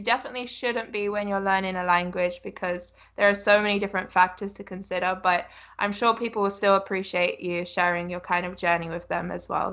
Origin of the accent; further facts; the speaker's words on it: United Kingdom; I'm a British person